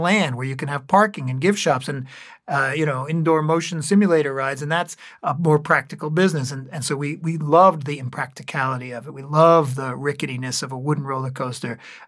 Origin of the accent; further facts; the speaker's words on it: New England, United States; I grew up in towns in New England that had little amusement parks.